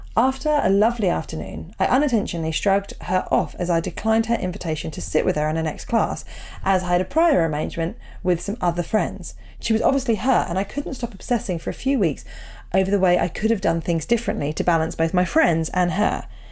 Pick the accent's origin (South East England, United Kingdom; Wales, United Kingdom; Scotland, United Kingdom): South East England, United Kingdom; Portsmouth; both growing up in Portsmouth